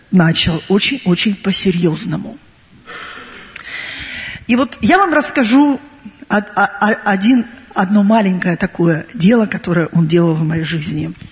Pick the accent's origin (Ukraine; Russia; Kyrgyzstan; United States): Ukraine; Crimea; Э, я сама уроженка Крыма, я родилась и выросла в Крыму.